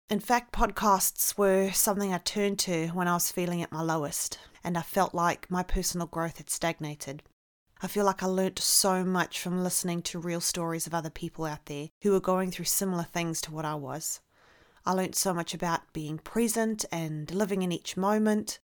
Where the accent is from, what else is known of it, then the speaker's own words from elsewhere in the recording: South Africa; accent: mix of New Zealand and South African; now in New Zealand; I'm currently living in New Zealand. I am originally from South Africa, hence the accent. So it is a freaky mix of New Zealand and South African, English South African at that.